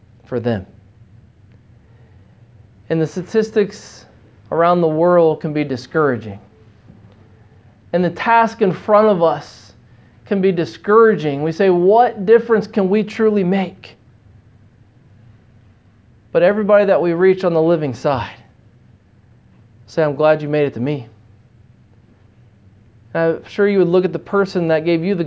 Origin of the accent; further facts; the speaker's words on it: United States; moved away as an adult; now in China; as an American living in the city